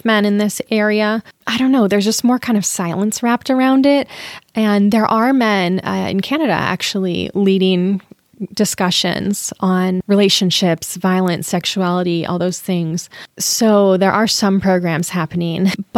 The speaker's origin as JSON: {"language": "English", "town": "Lakewood", "region": "Washington", "country": "United States", "tie": "born or raised there", "also_born_or_lived": "Queen Anne, Seattle", "lives_now": "Seattle, United States", "said": "I grew up in Lakewood, just south of Tacoma"}